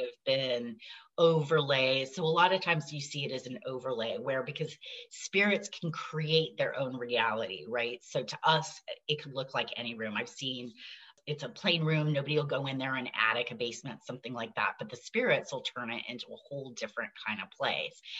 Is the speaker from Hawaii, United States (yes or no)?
yes; Hawaii, United States; also born or lived in upstate New York; the land I grew up on in Hawaii in this valley